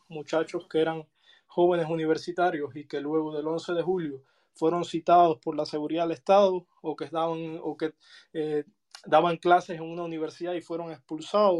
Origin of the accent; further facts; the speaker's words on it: Cuba; moved away as an adult; yo salí de Cuba en el año 2019